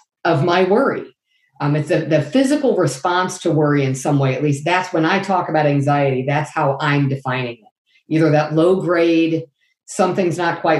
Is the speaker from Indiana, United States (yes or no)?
yes; Lafayette, Indiana, United States; I am from Lafayette, Indiana, Purdue country